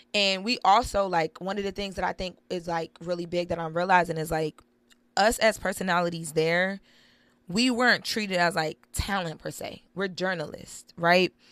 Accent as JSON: {"language": "English", "town": "Wilmington", "region": "Delaware", "country": "United States", "said": "I'm from the inner city, I'm from Wilmington, Delaware"}